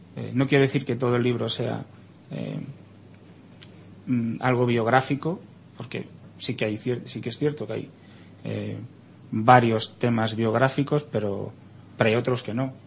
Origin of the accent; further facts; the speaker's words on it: Spain; como español